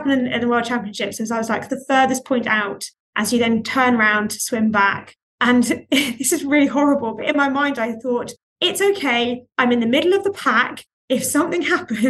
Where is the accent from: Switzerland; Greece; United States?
Greece; moved away; I grew up in Greece